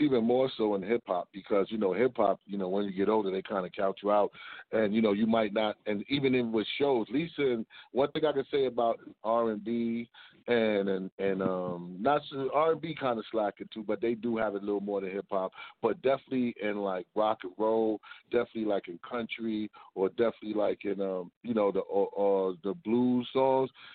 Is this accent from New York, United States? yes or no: yes; New York City, New York, United States; also born or lived in Beaufort, South Carolina (family); I'm actually born in Harlem.